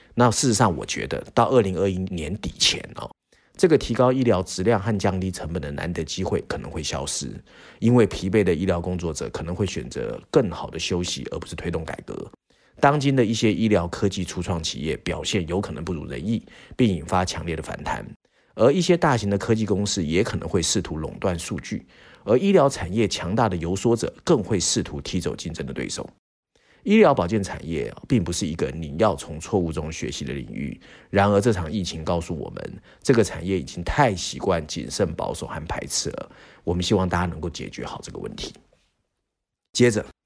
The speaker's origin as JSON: {"language": "Chinese", "country": "Taiwan", "said": "身为台湾人"}